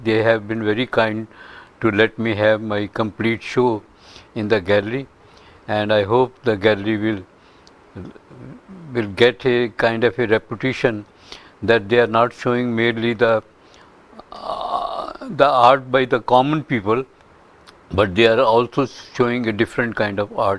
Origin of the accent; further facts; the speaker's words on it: Delhi, India; now in United States; Yes, I'm from India. {S0} Yes. {S1} And from Delhi itself. And I worked there for a number of years.